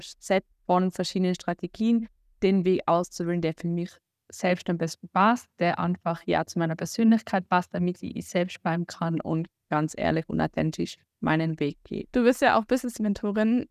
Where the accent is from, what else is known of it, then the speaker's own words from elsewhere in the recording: Austria; accent: Austrian; komme aus Österreich, wie man unschwer überhören kann an meinem Dialekt